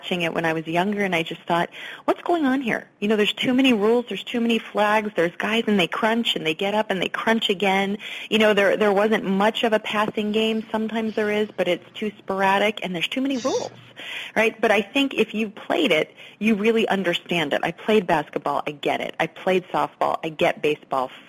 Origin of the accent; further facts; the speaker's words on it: Pennsylvania, United States; now in New York City, United States; where I grew up in Pennsylvania, it's 2 hours from New York City and 2 hours from Philadelphia